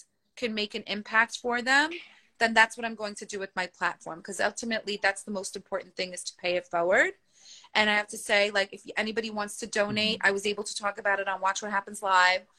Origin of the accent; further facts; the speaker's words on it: Turkey; I'm from Turkey, I have cousins that are on ground zero